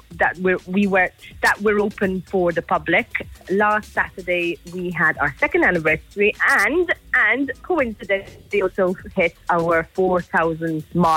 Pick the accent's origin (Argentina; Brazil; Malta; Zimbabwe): Malta; now in Scotland; I'm originally from Malta